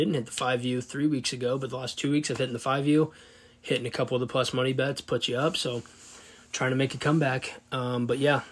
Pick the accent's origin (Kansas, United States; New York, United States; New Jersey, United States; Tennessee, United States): Kansas, United States; Hutchinson; Hutchinson High School, where I attended